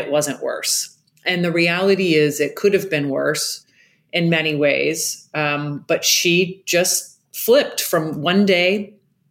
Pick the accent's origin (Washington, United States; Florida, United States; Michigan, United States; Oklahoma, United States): Florida, United States; Jacksonville; I grew up in Jacksonville, Florida